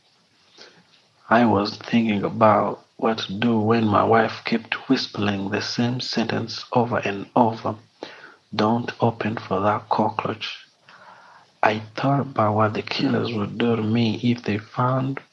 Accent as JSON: {"language": "English", "region": "Kigali", "country": "Rwanda", "said": "I'm from Kigali, Rwanda."}